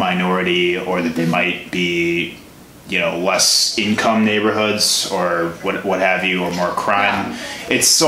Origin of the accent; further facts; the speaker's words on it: Chicago, Illinois, United States; I grew up in the suburbs of Chicago, south suburbs